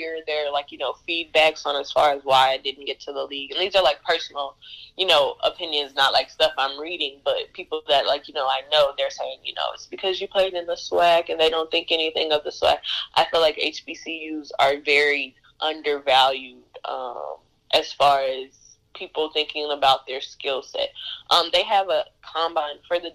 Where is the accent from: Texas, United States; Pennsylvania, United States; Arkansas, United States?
Arkansas, United States; Jacksonville; also born or lived in Little Rock, Arkansas; I'm from Jacksonville